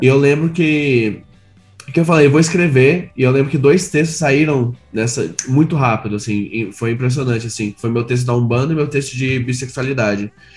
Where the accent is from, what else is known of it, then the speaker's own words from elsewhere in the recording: Goiânia, Goiás, Brazil; moved away as an adult; now in São Paulo, Brazil; eu sou de Goiânia